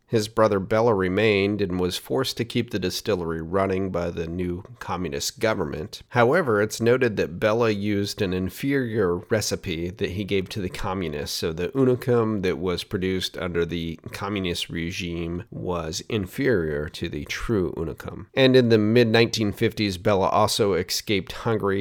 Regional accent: Oregon, United States; here in my home state of Oregon

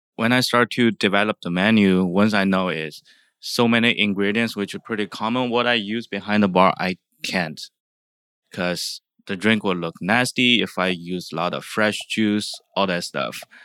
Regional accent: China; now in San Francisco, United States; I'm from China.

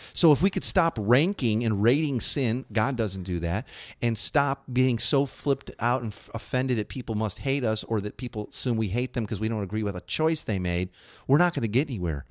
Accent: Chicago, Illinois, United States; moved away; When I grew up in Chicago

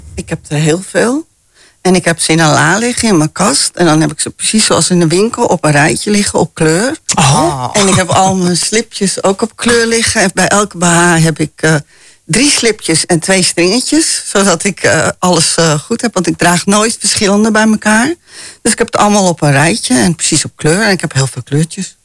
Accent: Amsterdam, North Holland, Netherlands; ik ben ook heel vrij opgevoed, hè. Wij komen uit Amsterdam

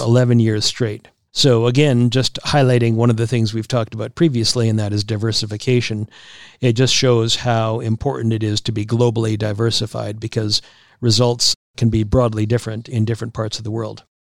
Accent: Regina, Saskatchewan, Canada; moved away; my hometown of Regina.

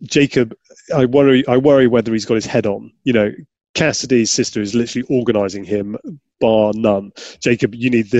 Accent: Yorkshire and the Humber, United Kingdom; I grew up in Yorkshire

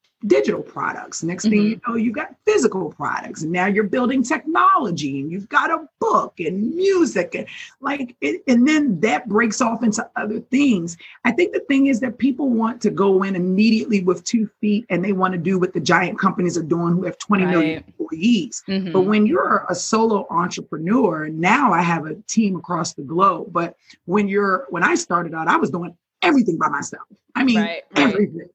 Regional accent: Baltimore, Maryland, United States; I'm from Baltimore

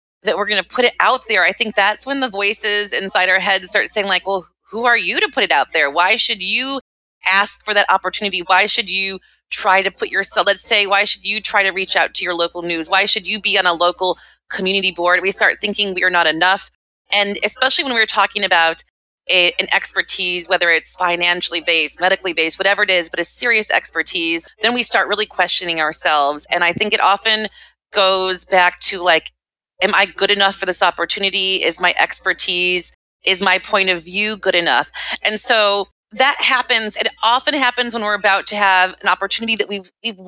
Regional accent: Midwest, United States; moved away as an adult; now in New York City, United States; I grew up in the Midwest

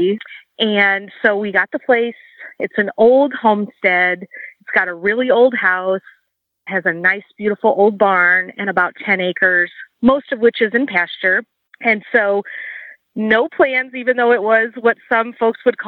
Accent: Chicago, Illinois, United States; now in Walla Walla, United States; I was born and raised in the Chicagoland area

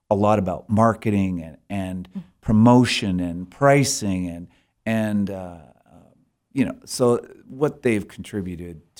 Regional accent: Sheridan, Wyoming, United States; so when we we when we first would go to committee conventions and those kind of things, you know, we're just from Sheridan, and we're just kind of the normal run of the mill people

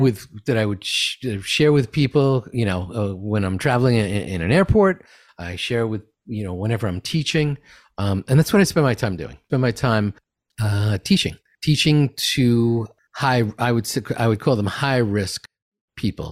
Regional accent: New York City, New York, United States; I'm from Queens

